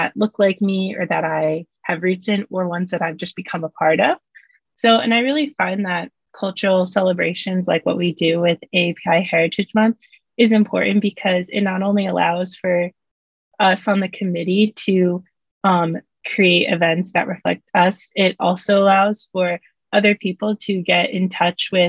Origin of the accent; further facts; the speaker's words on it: New Jersey, United States; also born or lived in Kazakhstan; I grew up in New Jersey